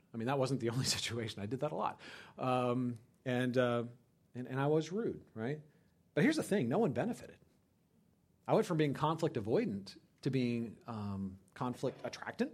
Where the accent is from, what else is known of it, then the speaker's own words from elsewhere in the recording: California, United States; moved away as an adult; I grew up in California